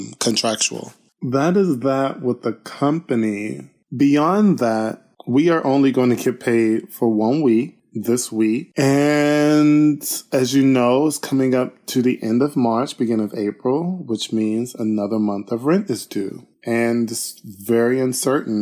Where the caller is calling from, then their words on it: Sacramento, California, United States; also born or lived in Germany; I'm voice calling from Sacramento, California, where I dance with the Sacramento